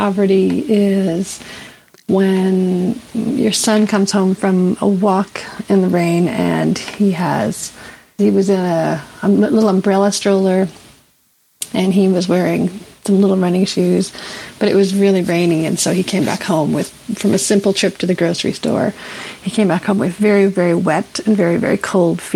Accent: Canada; I'm from the beautiful village of Nutley Watten

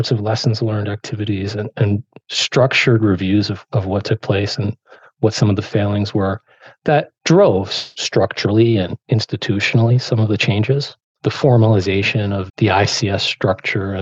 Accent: Rutherford, New Jersey, United States; growing up in Rutherford.

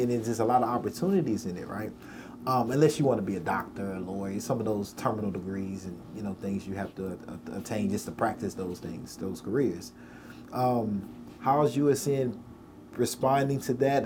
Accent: Nashville, Tennessee, United States; as a black person growing up in Nashville

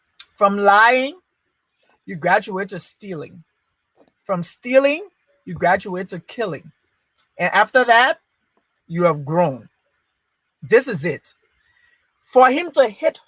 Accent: Liberia; moved away; I was born in Liberia. I was raised in Liberia.

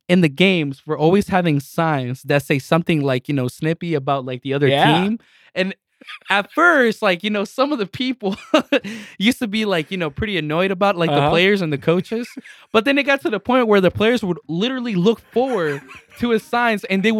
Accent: South Bend, Indiana, United States; also born or lived in Mexico; growing up in South Bend

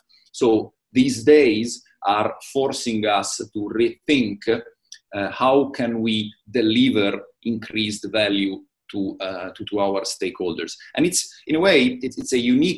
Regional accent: Italy; accent: Italian; English is a second language; moved away as an adult; now in Middle East; Originally, I'm Italian, as you can assume from my very marked accent.

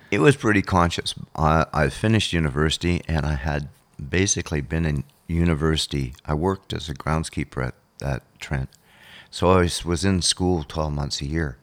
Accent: Thunder Bay, Ontario, Canada; growing up on Lake Superior

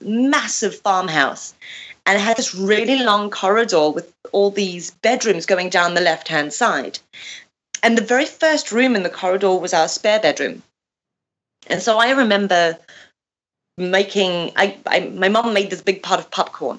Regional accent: South Africa; moved away as an adult; also born or lived in Zimbabwe / Greece; now in England; My family moved to South Africa, and I was raised there up until my early 20s.

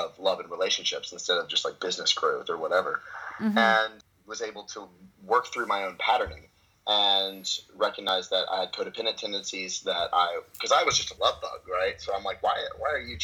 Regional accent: Memphis, Tennessee, United States; also born or lived in Dallas, Texas / Australia / Canada; now in Santa Monica, United States; Born and raised in Memphis, and then I spent 2 years in Dallas

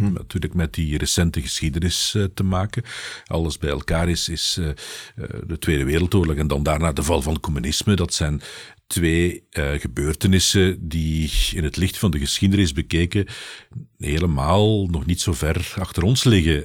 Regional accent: Belgium

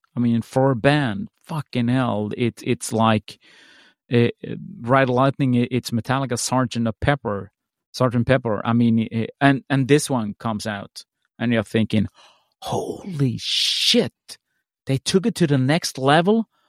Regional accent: Sweden; when I was growing up in Sweden

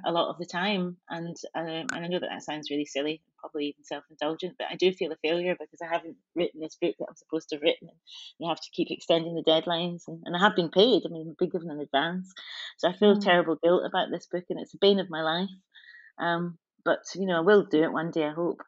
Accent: Scotland, United Kingdom; I've had such an interesting relationship with my country, Scotland, being black and being Scottish

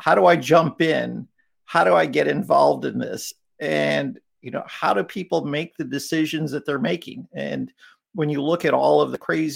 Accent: Chicago, Illinois, United States; growing up in Chicago

